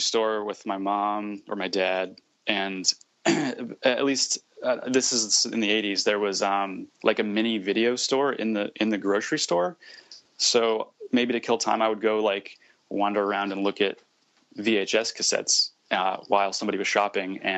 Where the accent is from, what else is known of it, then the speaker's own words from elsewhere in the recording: Sarasota, Florida, United States; now in Brooklyn, United States; I'm from Florida. I grew up there in a town called Sarasota, which is on the Gulf Coast